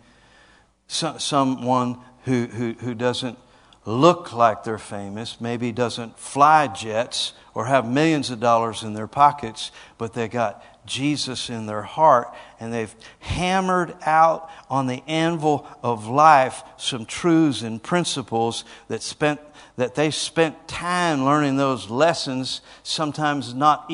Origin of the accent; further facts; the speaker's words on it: Titusville, United States; now in Lancaster, United States; where I grew up in Titusville